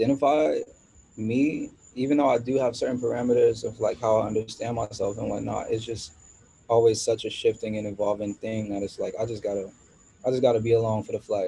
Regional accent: Maryland, United States; moved away; also born or lived in New York / Washington, District of Columbia, United States / Los Angeles; I was born in New York, and I grew up in Maryland and went to school in DC

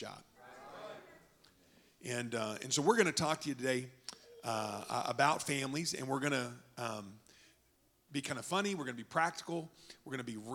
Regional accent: Oklahoma, United States; moved away; I'm from Oklahoma

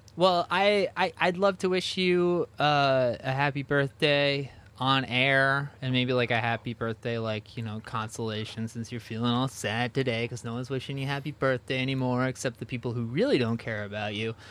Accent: New Jersey, United States; I grew up in New Jersey

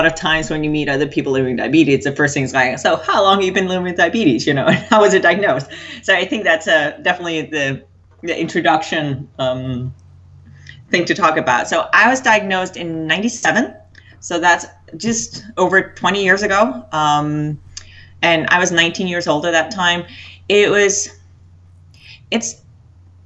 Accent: Denmark; I was born and raised in Denmark

